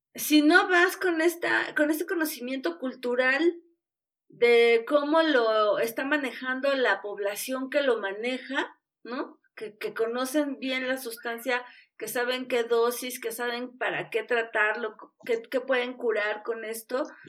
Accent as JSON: {"language": "Spanish", "country": "Mexico", "said": "somos mexicanos"}